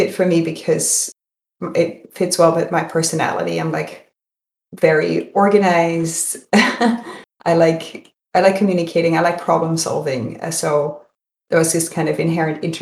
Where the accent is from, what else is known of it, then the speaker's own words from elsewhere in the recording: Netherlands; moved away; I'm from Holland, so I was born and raised in Holland and went to university in Amsterdam